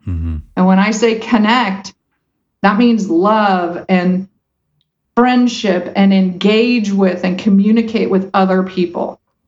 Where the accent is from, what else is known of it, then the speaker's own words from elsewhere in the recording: United States; I was born in America. I have white skin.